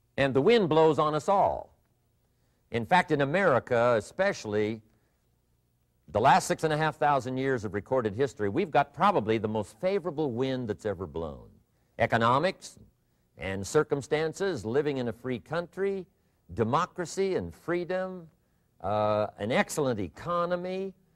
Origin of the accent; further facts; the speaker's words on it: southwestern Idaho, United States; moved away; I grew up in Idaho, farm country. Uh, my father still lives on the old homestead where I grew up, southwestern Idaho.